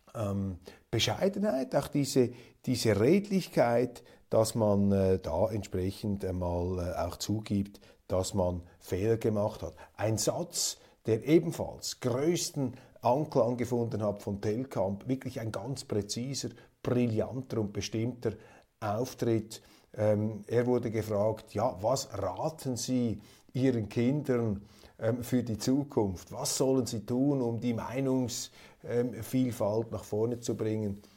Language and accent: German; Switzerland; als Schweizer